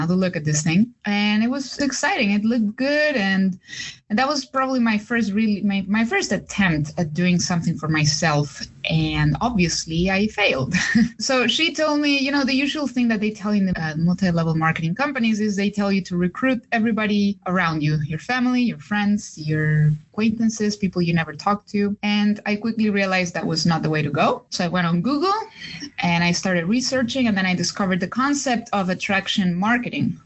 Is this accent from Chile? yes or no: yes; Chile; moved away; I'm from Chile